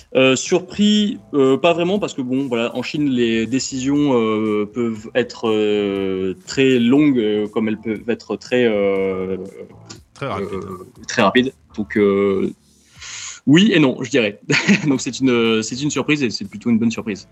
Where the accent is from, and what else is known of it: Montpellier, Occitania, France; born or raised there; moved away as an adult; also born or lived in China